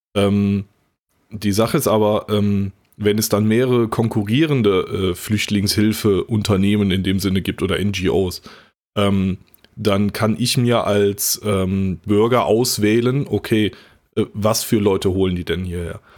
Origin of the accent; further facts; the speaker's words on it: North Rhine-Westphalia, Germany; ich komme ja aus NRW